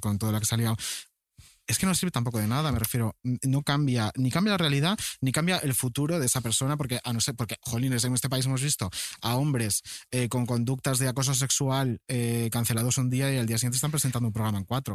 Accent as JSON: {"language": "Spanish", "region": "Canary Islands", "country": "Spain", "tie": "born or raised there", "also_born_or_lived": "Galicia", "said": "Yo nací en Galicia y uh. fui a Canarias de chiquitín."}